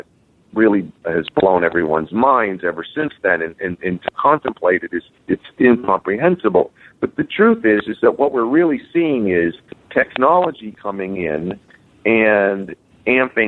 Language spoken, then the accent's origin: English; United States; growing up in the United States